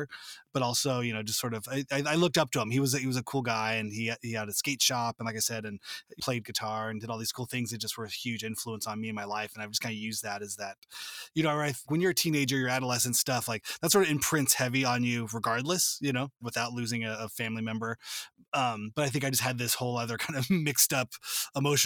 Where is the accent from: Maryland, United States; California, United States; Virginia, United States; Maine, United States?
California, United States; suburbs of LA, Southern; I grew up in Southern California, just in the suburbs